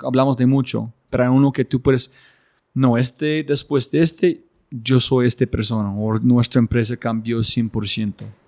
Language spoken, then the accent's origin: Spanish; United States; moved away; yo ser gringo y mi esposa colombiana